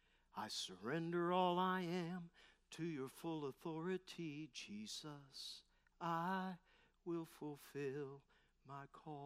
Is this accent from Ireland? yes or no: no; Parkersburg, West Virginia, United States; Had a friend say to me, where are you from? I said, Parkersburg.